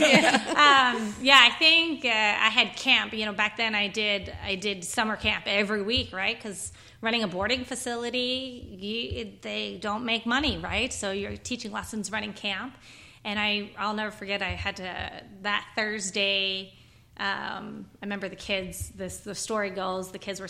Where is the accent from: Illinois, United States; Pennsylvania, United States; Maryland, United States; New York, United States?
Pennsylvania, United States; Unionville; this is my hometown. This is where I've been riding here in a 10-mile radius ever since I was five